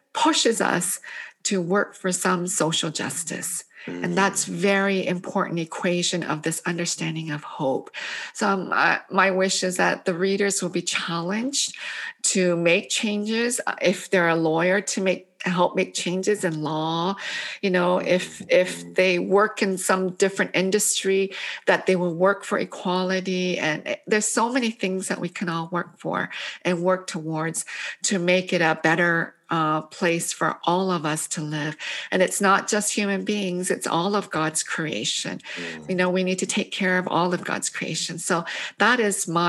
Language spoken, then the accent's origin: English; Canada; English is a second language; also born or lived in Korea; now in United States; I arrived in Canada at the age of 5. I couldn't speak English